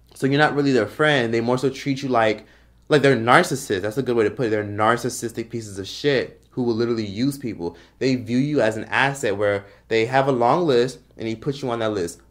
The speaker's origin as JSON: {"language": "English", "town": "Miami", "region": "Florida", "country": "United States", "tie": "born or raised there", "moved": "as an adult", "lives_now": "Los Angeles, United States", "said": "I'm from Miami, Florida, grew up in Miami"}